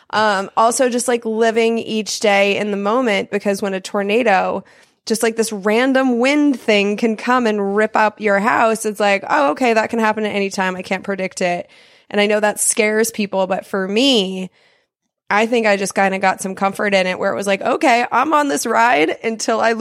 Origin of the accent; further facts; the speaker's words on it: Denver, Colorado, United States; born there; I was born in Denver, Colorado, and the tornado it didn't hit our neighborhood but it hit close enough it was only a couple streets down